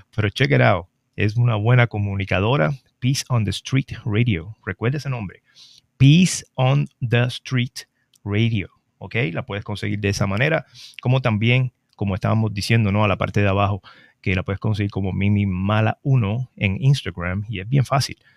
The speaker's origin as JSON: {"language": "Spanish", "town": "Trujillo Alto", "country": "Puerto Rico", "said": "la fiesta del Macabeo, mi pueblo de Trujillo Alto"}